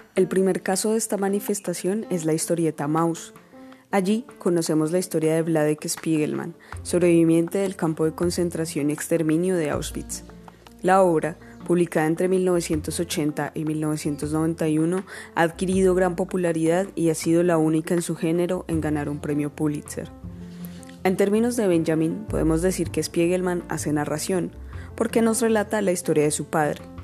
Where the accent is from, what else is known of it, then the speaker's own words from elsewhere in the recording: Colombia; nos atraviesan como colombianos